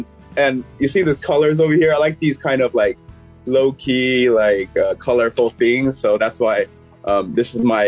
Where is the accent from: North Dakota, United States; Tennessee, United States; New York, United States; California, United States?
California, United States; Los Angeles; moved away; I'm actually born and raised in LA.